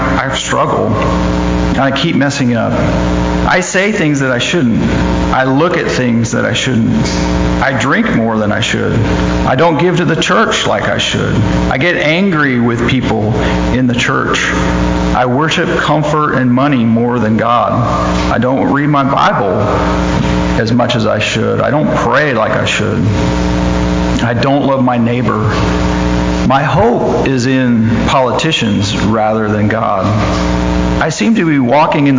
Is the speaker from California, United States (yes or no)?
yes; Sunnyvale, California, United States; I grew up in Sunnyvale, California